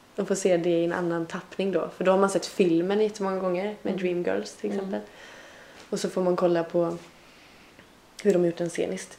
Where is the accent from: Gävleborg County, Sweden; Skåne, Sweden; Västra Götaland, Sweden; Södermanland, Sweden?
Västra Götaland, Sweden; Tranemo; now in Stockholm, Sweden; De trakterna mm. i Tranemo kommun kommer jag ifrån